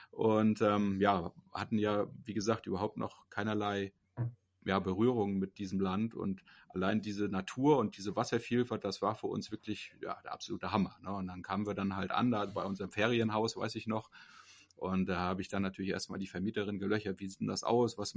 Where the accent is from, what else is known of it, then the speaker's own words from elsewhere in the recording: East Germany, Germany; Wie gesagt, ich komme ja aus dem Osten und zu DDR-Zeiten durfte man natürlich nicht nach Norwegen reisen.